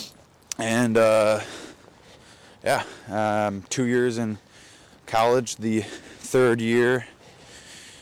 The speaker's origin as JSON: {"language": "English", "town": "Racine", "region": "Wisconsin", "country": "United States", "tie": "born or raised there", "said": "I grew up in Wisconsin, southeastern Wisconsin. Racine"}